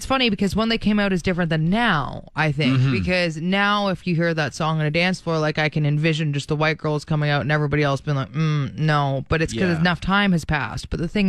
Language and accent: English; Alberta, Canada; I'm from Alberta